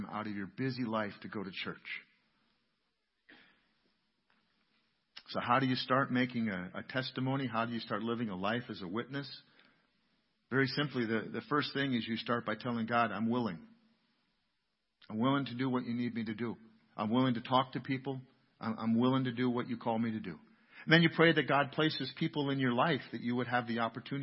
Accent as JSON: {"language": "English", "town": "New London", "country": "United States", "tie": "born or raised there", "said": "I grew up here in New London, just a block or two out of town"}